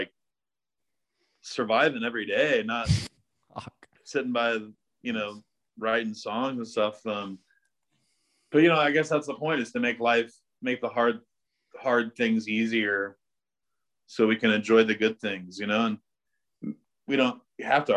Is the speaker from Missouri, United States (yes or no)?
yes; the Ozarks, Missouri, United States; also born or lived in New York City; now in Texas, United States; I grew up in Missouri in the Ozarks